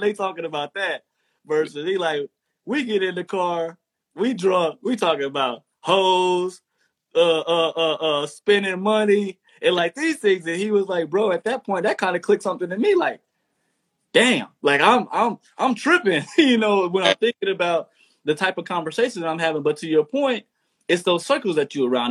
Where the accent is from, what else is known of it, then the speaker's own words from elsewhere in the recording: Texas, United States; I'm from the South too, straight out of Texas